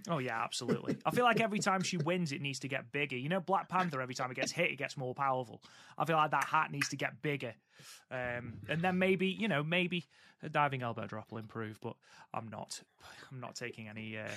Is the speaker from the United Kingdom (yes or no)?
yes; England, United Kingdom; I am English.